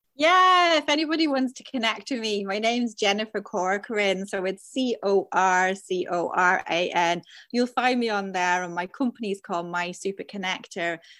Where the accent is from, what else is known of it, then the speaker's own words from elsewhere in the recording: Dublin, Leinster, Ireland; now in Devon, United Kingdom; I'm from Dublin, but I live in Devon